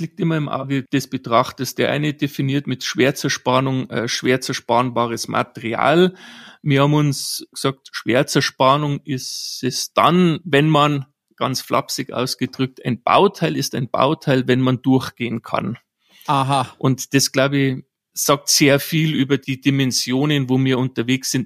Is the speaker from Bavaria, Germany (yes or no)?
yes; Bavaria, Germany; gebürtig bin ich aus Bayern